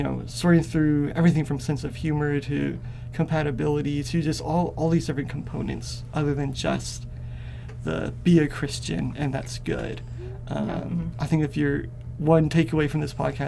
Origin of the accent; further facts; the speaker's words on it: Atlanta, Georgia, United States; I come from Bible Belt Southern culture. I was born in Atlanta, Georgia